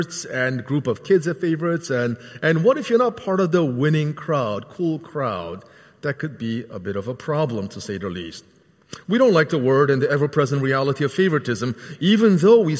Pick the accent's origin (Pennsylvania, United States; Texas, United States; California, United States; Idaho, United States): Pennsylvania, United States; Philadelphia; growing up in the Philadelphia area